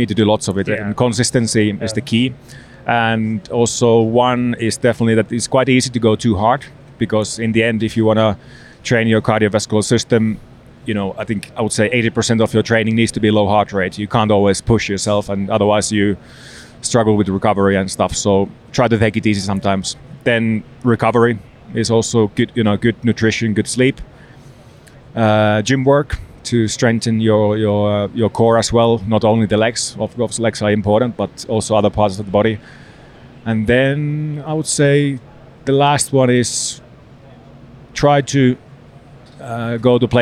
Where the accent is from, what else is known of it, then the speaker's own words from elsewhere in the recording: Lahti, Päijät-Häme, Finland; the city would be Lahti, which is my hometown.